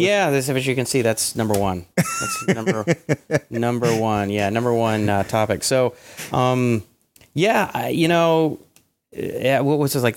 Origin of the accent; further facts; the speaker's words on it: Atlanta, Georgia, United States; growing up in Atlanta